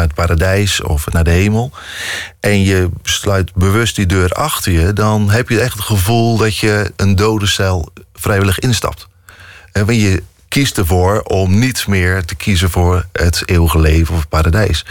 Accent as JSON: {"language": "Dutch", "town": "Dordrecht", "region": "South Holland", "country": "Netherlands", "tie": "born or raised there", "also_born_or_lived": "Rotterdam", "moved": "as an adult", "said": "Ik ben in Dordrecht opgegroeid"}